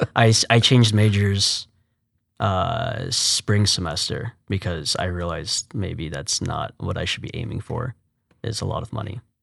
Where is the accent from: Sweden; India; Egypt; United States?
United States; Fort Worth, Texas; moved away as an adult; also born or lived in New Jersey; now in Houston, United States; from Fort Worth. Well, I was born in New Jersey, but basically a Texan. I moved to Fort Worth when I was three.